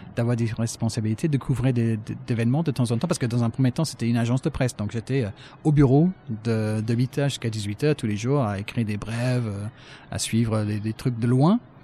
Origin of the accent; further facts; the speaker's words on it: Brighton, South East England, United Kingdom; French is a second language; moved away as an adult; also born or lived in Paris / Manchester; now in France; je cherche à devenir journaliste euh, d'abord chez moi à Brighton